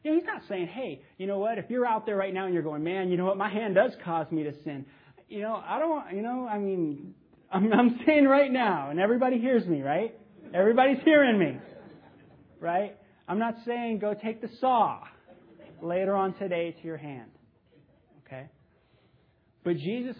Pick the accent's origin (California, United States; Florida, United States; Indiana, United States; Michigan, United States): California, United States; Los Angeles; I grew up in the San Fernando Valley in the 70s